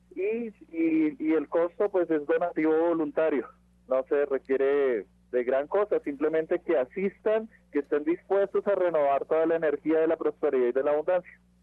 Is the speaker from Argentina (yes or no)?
no; Colombia; now in Mexico; yo vengo de Colombia